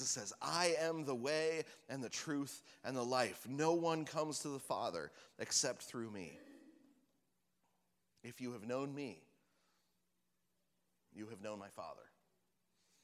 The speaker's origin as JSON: {"language": "English", "region": "Washington", "country": "United States", "said": "we're from Washington, where we have all the different kinds of apples"}